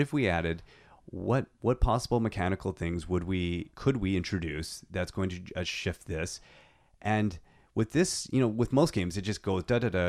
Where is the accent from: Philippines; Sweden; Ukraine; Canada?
Canada; I am so Canadian